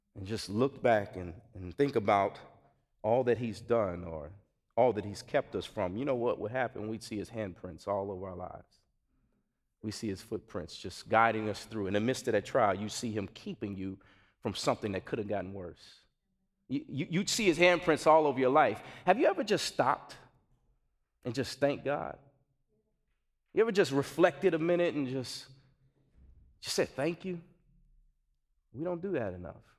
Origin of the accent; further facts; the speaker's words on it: Gary, Indiana, United States; now in Chicago, United States; I grew up in Gary, Indiana